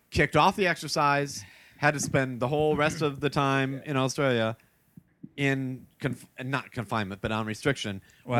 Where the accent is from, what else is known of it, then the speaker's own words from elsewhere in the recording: Iowa, United States; I'm from Iowa.